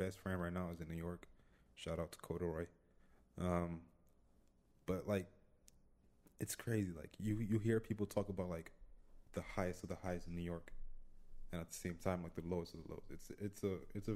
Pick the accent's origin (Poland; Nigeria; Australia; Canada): Nigeria; now in Los Angeles, United States; I grew up in Nigeria